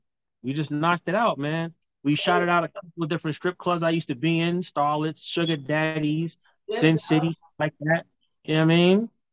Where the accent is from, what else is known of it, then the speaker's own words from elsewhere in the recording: Bronx, New York, United States; also born or lived in Long Island / Brooklyn; I'm from the Bronx originally.